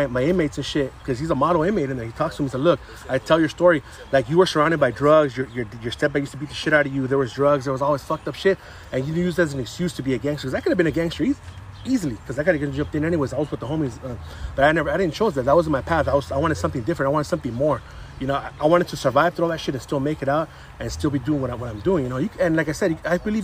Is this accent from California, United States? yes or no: yes; San Gabriel, California, United States; now in Alhambra, United States; I grew up in San Gabriel.